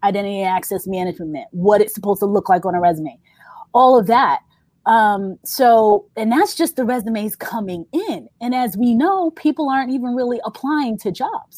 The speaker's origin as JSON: {"language": "English", "region": "New York", "country": "United States", "said": "I'm from New York"}